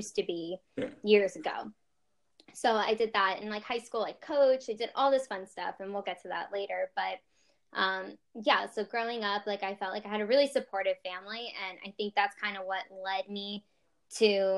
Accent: Florida, United States; I grew up in Florida

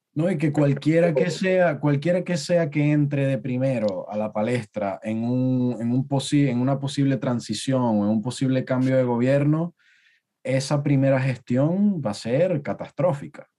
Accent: Venezuela; now in United Kingdom; los venezolanos que estamos en el exterior

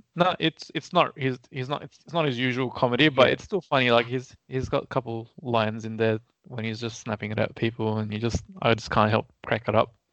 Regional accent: Australia; as an Australian, we do enjoy British humour

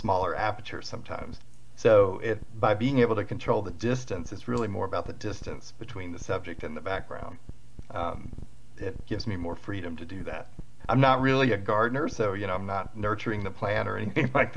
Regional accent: Atlanta, Georgia, United States; moved away as an adult; now in Colorado, United States; I'm from Atlanta originally, trying to lose the accent, but anyway, it comes in every once in a while

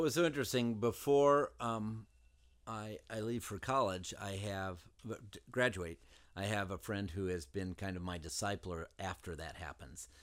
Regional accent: southern Indiana, United States; I grew up in Indiana. We lived in southern Indiana

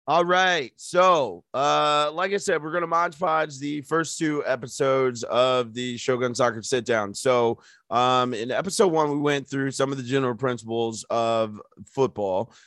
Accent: United States; I'm just an American

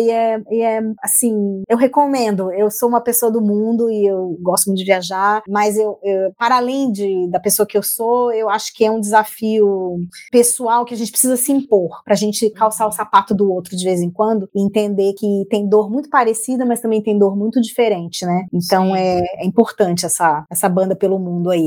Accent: Brazil; moved away as an adult; also born or lived in Portugal / France; eu tô há dois anos fora do Brasil

